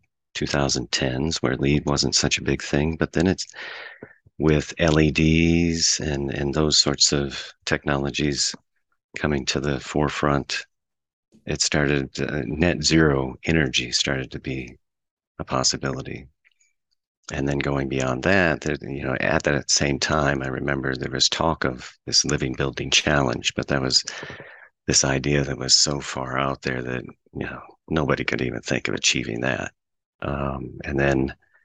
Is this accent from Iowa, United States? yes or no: yes; Muscatine, Iowa, United States; I grew up in Muscatine